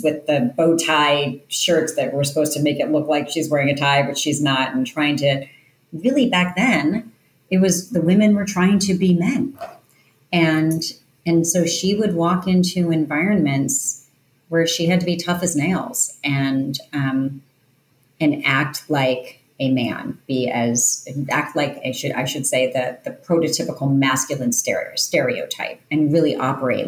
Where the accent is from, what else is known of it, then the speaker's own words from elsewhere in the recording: outside of New York City, United States; I grew up outside of New York City